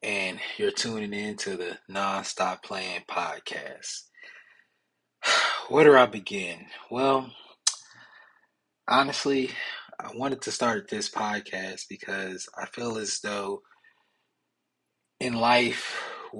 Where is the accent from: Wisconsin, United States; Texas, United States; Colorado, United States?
Wisconsin, United States; Milwaukee; I'm originally from Milwaukee, Wisconsin.